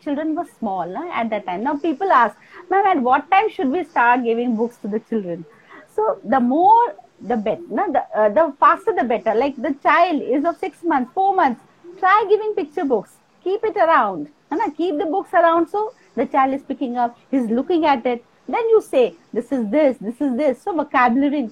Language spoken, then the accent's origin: English; Kolkata, West Bengal, India; moved away; also born or lived in Assam; I was born and brought up in Kolkata